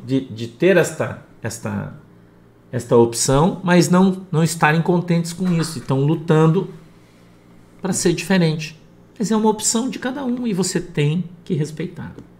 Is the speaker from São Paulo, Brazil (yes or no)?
no; Paraná, Brazil; sou lá do Paraná